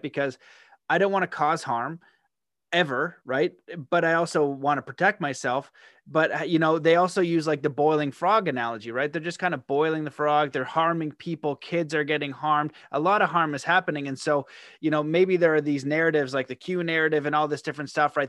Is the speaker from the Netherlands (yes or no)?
no; Canada; as a Canadian